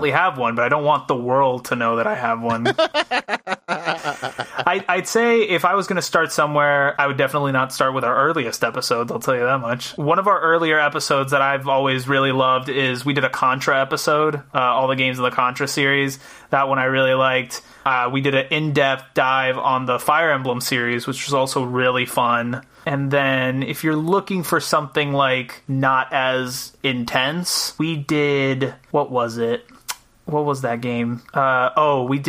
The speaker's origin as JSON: {"language": "English", "country": "Puerto Rico", "tie": "born or raised there", "moved": "yes", "lives_now": "Rhode Island, United States", "said": "I was born and raised in Puerto Rico"}